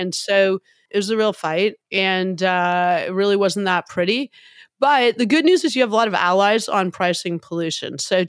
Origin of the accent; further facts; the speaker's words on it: Hamilton, Ontario, Canada; Now, I'm Irish. My dad is from Dublin, as are his five brothers. I'm from Hamilton. It's a hard scrabble steel town.